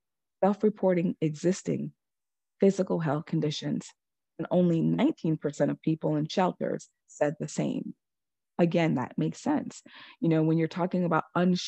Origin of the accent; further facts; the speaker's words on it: New York, United States; my home state